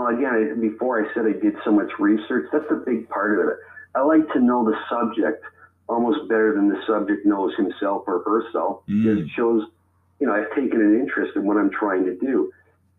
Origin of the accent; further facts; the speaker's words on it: Toronto, Ontario, Canada; I was born in Toronto, in the north end of Toronto